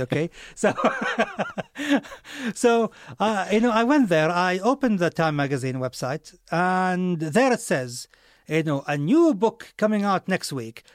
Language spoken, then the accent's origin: English; Saudi Arabia; moved away; I come from Saudi